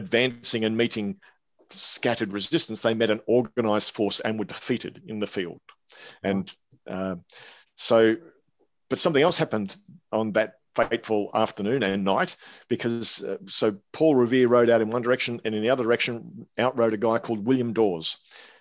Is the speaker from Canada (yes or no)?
no; Australia; I'm Australian.